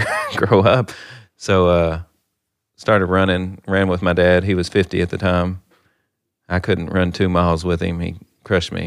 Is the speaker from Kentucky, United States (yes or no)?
yes; Livermore, Kentucky, United States; now in Owensboro, United States; grew up in Livermore, Kentucky. Population fifteen hundred